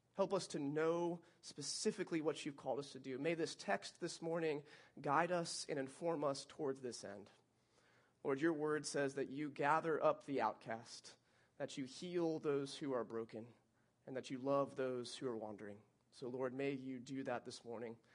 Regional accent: Alma, Michigan, United States; now in Lakeland, United States; that was my hometown. Very small

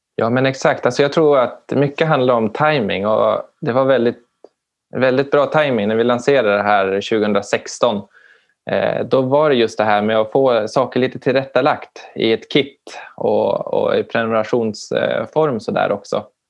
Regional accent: Umeå, Västerbotten County, Sweden; jag är ifrån Umeå-trakten

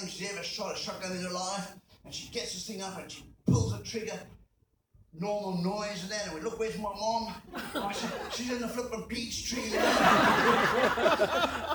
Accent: Zimbabwe; moved away as an adult; also born or lived in South Africa; I was born in Zimbabwe. I was born into colonial privilege.

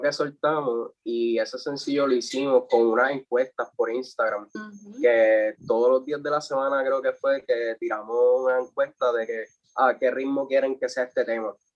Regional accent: Comerío, Puerto Rico; yo soy de Comerío, o sea, viví en Comerío

